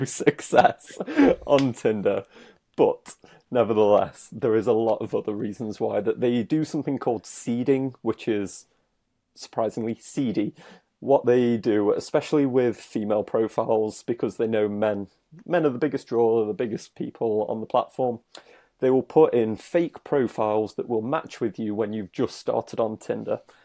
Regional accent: United Kingdom; I'm British

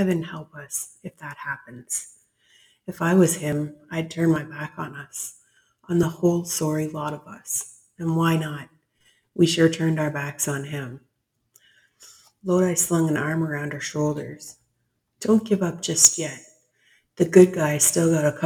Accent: Canada; I'm one Canadian

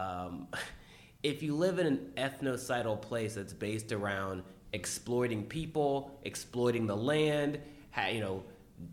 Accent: United States; I'm just American. Like, I'm here all the time. Like, I'm only from here.

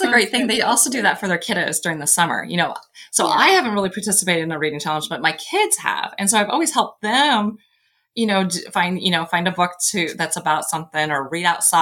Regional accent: Nebraska, United States; I'm from Nebraska

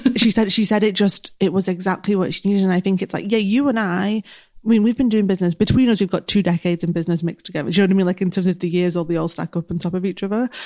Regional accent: Manchester, North West England, United Kingdom; accent: Mancunian; I'm very Mancunian. My accent is very strong.

